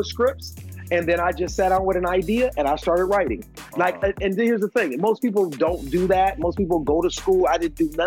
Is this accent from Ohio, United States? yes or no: yes; Cleveland, Ohio, United States; moved away; I'm from Cleveland, Ohio